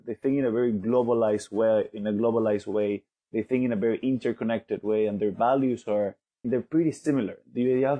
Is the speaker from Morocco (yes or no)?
no; Venezuela; now in London, United Kingdom; from Venezuela. I currently live in London